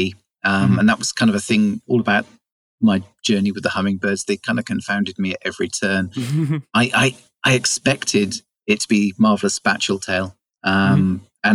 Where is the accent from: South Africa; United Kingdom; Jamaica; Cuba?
United Kingdom; West Country, South West England; moved away as an adult; now in Shetland Islands, United Kingdom; I'm from the West Country, from the south of England, the southwest.